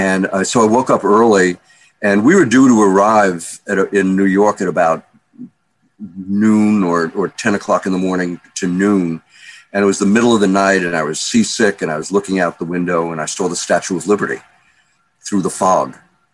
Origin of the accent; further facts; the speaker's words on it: Hamburg, Germany; born there; Well, I was born in Hamburg, Germany, in 1942, which was the middle of the war. And Hamburg was the biggest seaport in Germany.